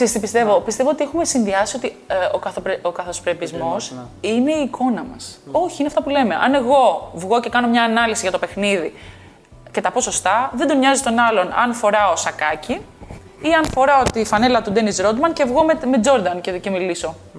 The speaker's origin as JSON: {"language": "Greek", "country": "Greece", "also_born_or_lived": "Texas, United States / New York, United States"}